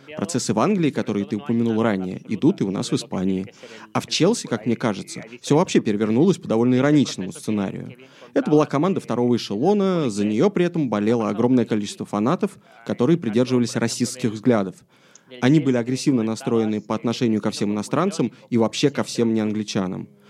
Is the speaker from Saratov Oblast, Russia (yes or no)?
no; Moscow, Russia; moved away as an adult; also born or lived in London; я родился и вырос в Москве